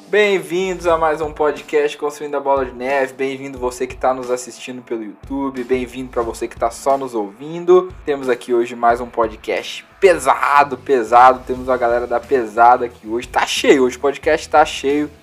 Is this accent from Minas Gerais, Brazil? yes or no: yes; Minas Gerais, Brazil; a gente é mineiro